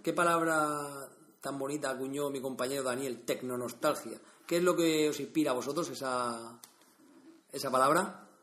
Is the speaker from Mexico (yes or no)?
no; Vega Baja, Valencian Community, Spain; soy de la Vega Baja